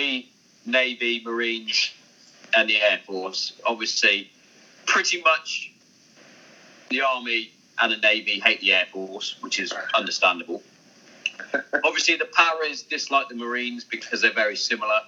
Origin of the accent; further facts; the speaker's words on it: Hereford, West Midlands, United Kingdom; I'm originally from Hereford